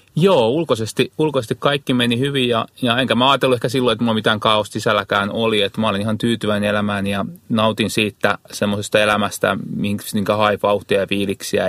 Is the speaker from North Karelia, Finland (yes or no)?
no; Kihniö, Pirkanmaa, Finland; Mä oon lähtöissä semmoista pieneltä paikkakunta kuin Kihniö, mikä on tuo Parkanon, Virtojen ja Jalasjärven välistä